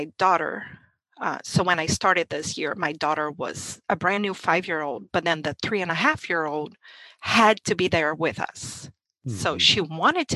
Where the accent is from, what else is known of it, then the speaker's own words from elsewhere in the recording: Brazil; English is a second language; moved away as an adult; now in United States; I'm from Brazil and homeschooling was illegal my whole life there